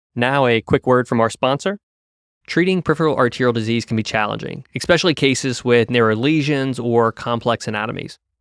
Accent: Los Angeles, California, United States; also born or lived in New Orleans; I'm a L A native. I grew up here in Southern California

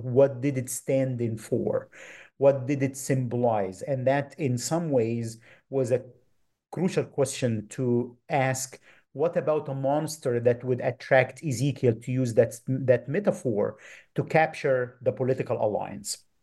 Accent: Minya Governorate, Egypt; moved away; grew up in Egypt, um, in a village about four hours south of Cairo in the region of Ilminia

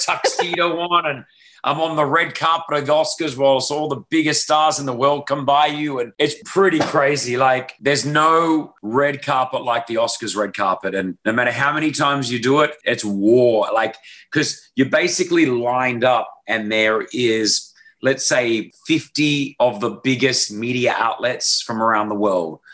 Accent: Sydney, New South Wales, Australia; accent: Aussie; moved away as an adult; now in Dubai, United Arab Emirates; I grew up in Sydney, Australia

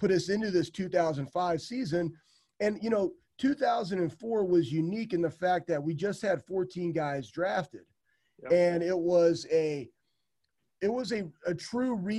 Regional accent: Iowa, United States; I was born in Iowa, and I had all my family there

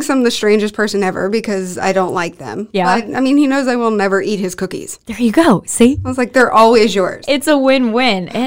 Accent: Houston, Texas, United States; moved away as an adult; now in St. Louis, United States; I'm from Houston, Texas.

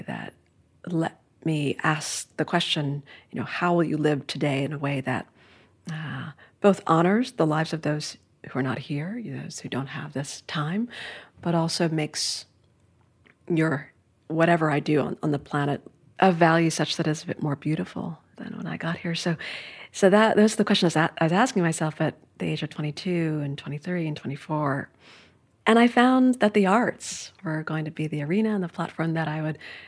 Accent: New York City, New York, United States; So I grew up in Midtown Manhattan, really a bustling part of the city, right?

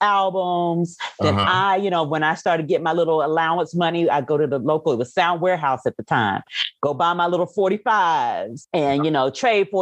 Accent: Oklahoma City, Oklahoma, United States; now in Texas, United States; I am originally from Oklahoma City, born and raised.

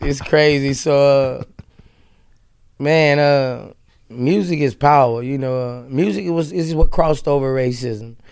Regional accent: Louisiana, United States; in Louisiana, like, I was raised there

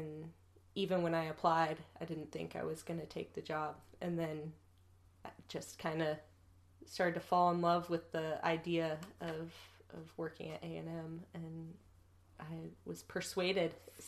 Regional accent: Fayetteville, Ohio, United States; moved away as an adult; also born or lived in Cincinnati, Ohio / Chicago / Kentucky / Athens, Ohio; now in Texas, United States; Yeah, so I'm 31. I'm originally from Fayetteville, Ohio, which is a tiny one stoplight town in southwestern Ohio.

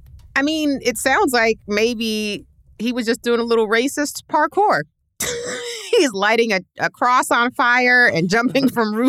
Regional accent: New York City, New York, United States; I'm from Queens. It's where we grew up.

